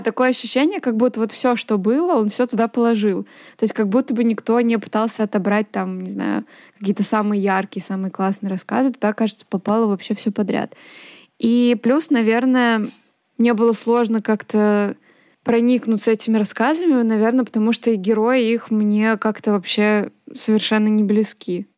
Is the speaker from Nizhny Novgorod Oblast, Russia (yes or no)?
yes; Nizhny Novgorod, Nizhny Novgorod Oblast, Russia; о Нижнем Новгороде, да, моем родном городе